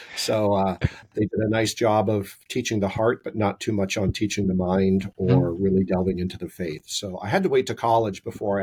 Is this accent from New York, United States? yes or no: no; California, United States; I grew up in California in the 70s and 80s in a typical Catholic home in California during that time period.